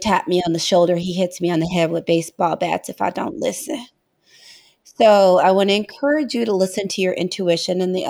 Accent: St. Louis, Missouri, United States; We're both from St. Louis, but we didn't know each other in St. Louis

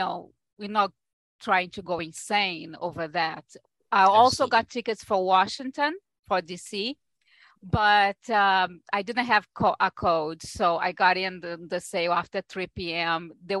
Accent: Brazil; now in New York, United States; I am originally from Brazil, but I've been here in New York for most of my life by now.

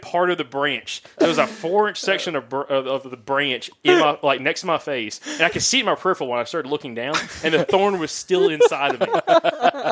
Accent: Alabama, United States; we're from the deep south, from Alabama

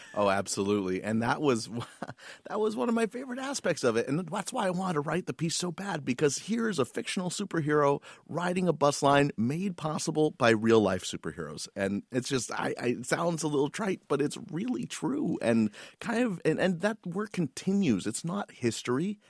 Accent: San Francisco, California, United States; growing up in San Francisco

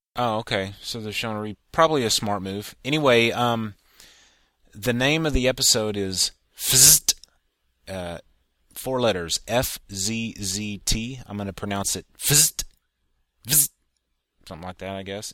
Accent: Texas, United States; as a Texan

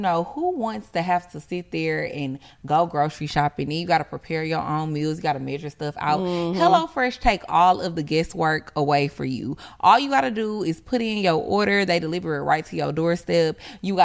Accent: Houston, Texas, United States; I'm from Houston

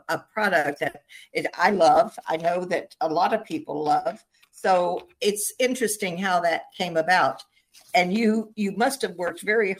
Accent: Virginia, United States; I grew up in Virginia and we had big Sunday dinners at my grandparents' house

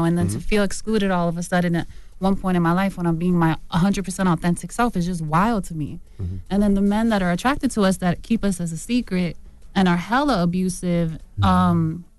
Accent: New Jersey, United States; You know, like, for me, I grew up in Jersey. Like, I love hip-hop music.

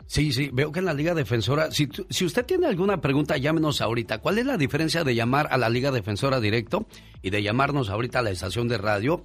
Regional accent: Tabasco, Mexico; also born or lived in Salinas, California / Fresno, California; now in California, United States; un día salí de Tabasco, pero Tabasco no nunca salió de mí

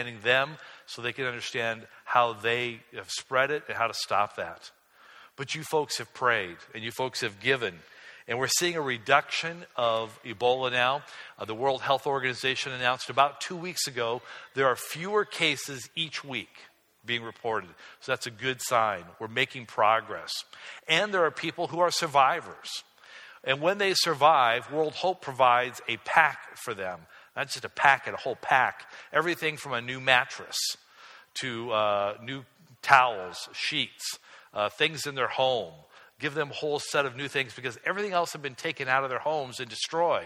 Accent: Michigan, United States; from my hometown

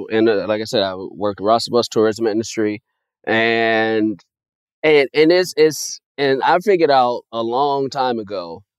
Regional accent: Chicago, Illinois, United States; now in Los Angeles, United States; I'm a kid from Chicago, so I didn't start eating Domino's until I moved out to L.A.

